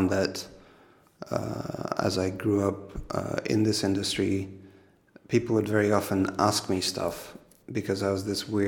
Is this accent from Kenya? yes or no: yes; Kenya; now in Netherlands; I realized that for me it was like I came from Kenya and then worlds apart.